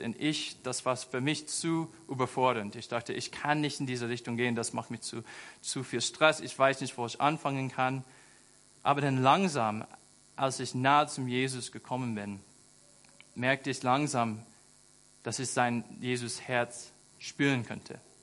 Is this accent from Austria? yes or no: no; United States; German is a second language; moved away as an adult; now in Germany; Ich war einfach ein einfacher Junge in den USA. Ich bin auf dem Land aufgewachsen.